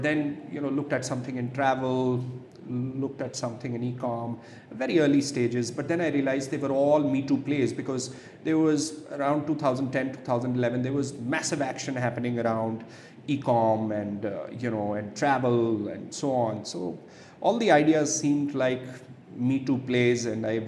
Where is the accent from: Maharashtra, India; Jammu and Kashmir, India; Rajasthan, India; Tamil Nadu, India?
Jammu and Kashmir, India; Jammu; also born or lived in Ladakh; So I'm a Jammu and Kashmir boy. I grew up in Jammu most of the time, substantial portion in Kashmir, spent some time in Ladakh also